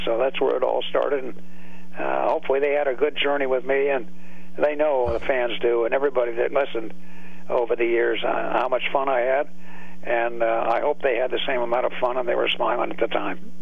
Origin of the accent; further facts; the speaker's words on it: California, United States; moved away as an adult; now in Pittsburgh, United States; I grew up in California